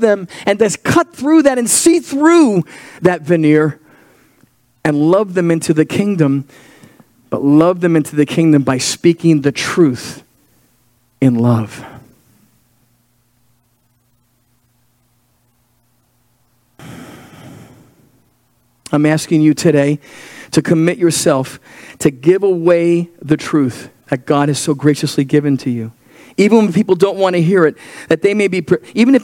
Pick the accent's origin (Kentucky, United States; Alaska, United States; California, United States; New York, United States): New York, United States; I'm a New Yorker.